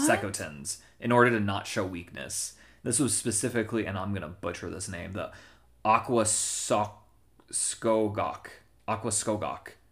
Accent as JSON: {"language": "English", "country": "United States"}